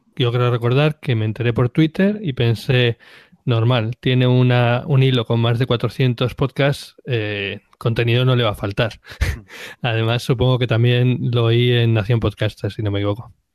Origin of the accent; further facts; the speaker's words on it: Cantabria, Spain; now in Basque Country, Spain; yo soy cántabro, pero vivo en el País Vasco